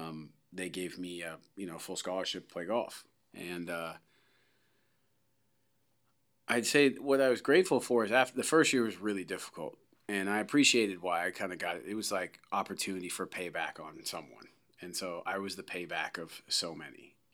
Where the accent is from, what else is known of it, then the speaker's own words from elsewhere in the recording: Canada; also born or lived in Delaware / San Francisco / Los Angeles; First of all, as a Canadian, I'd never seen anything like that. I mean, I grew up for a little while in Delaware, and then I grew up in San Fran and L.A.